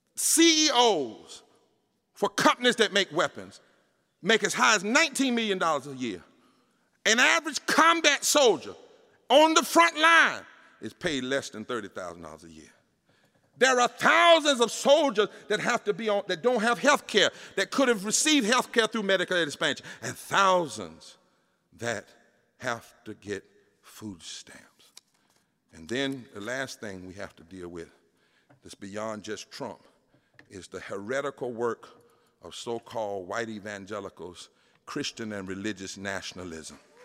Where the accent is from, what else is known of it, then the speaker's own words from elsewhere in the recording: North Carolina, United States; I come from North Carolina